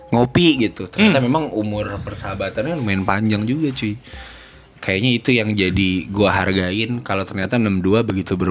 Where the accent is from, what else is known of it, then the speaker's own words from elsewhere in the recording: Bekasi, West Java, Indonesia; gue juga dari Bekasi tiba-tiba main di sini mulu juga ya gara-gara anak-anak